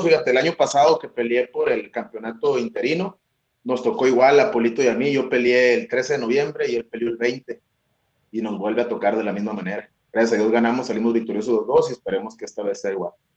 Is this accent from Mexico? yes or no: yes; Hermosillo, Sonora, Mexico; moved away as an adult; also born or lived in Chicago; now in Tijuana, Mexico; yo soy de Sonora, eh, de Hermosillo, Sonora, para ser exactos, y de la tierra caliente